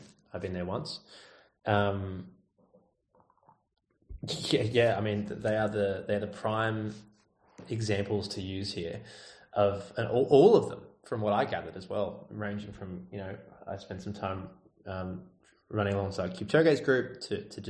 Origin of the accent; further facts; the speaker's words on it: Australia; I'm Australian